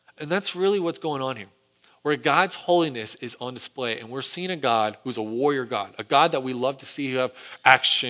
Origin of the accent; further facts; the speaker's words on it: United States; Our own history as an American people